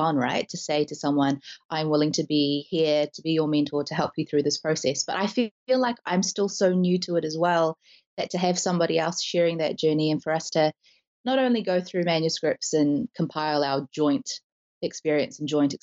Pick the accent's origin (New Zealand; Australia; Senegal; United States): New Zealand; we talk a lot about being Kiwi